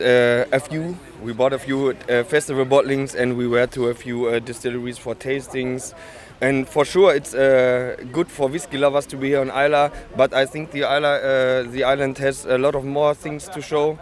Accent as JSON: {"language": "English", "area": "Ruhr area", "region": "North Rhine-Westphalia", "country": "Germany", "said": "I come from the Ruhr area near Cologne in Germany."}